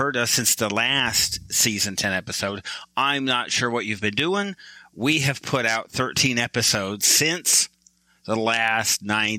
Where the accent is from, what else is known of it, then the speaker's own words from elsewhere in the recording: Michigan, United States; I am from Michigan. That's why we kind of slam Michigan, because I'm there.